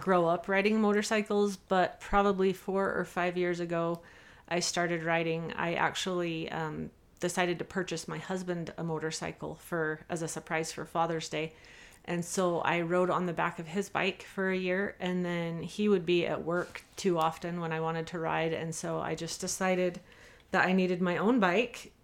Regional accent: Salt Lake Valley, Utah, United States; I grew up here in the Salt Lake Valley

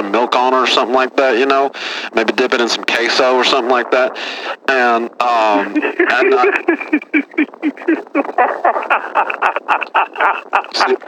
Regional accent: Texas, United States; I'm a Texas boy

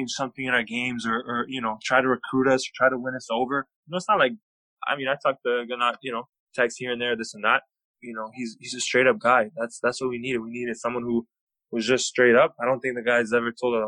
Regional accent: Canada; moved away as an adult; also born or lived in Hawaii; I grew up in Canada

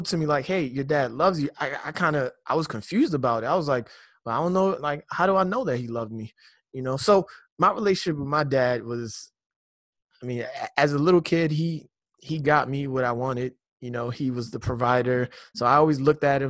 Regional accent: Lagos, Nigeria; I grew up in Nigeria.

